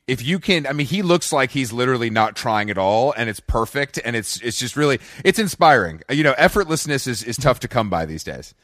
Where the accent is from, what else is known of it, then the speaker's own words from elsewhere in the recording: Atlanta, Georgia, United States; moved away; also born or lived in New York; growing up in Atlanta